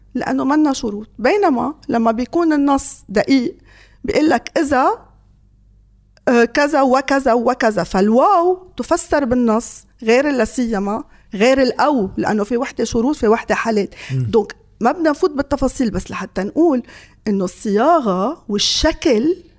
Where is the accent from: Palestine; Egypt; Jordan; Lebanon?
Lebanon